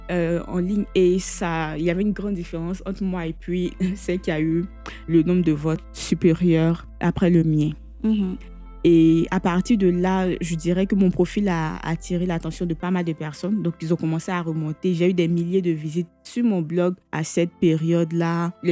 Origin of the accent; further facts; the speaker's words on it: Bouaké, Vallée du Bandama, Côte d’Ivoire; Comme je le disais tantôt, je suis originaire de Boaki.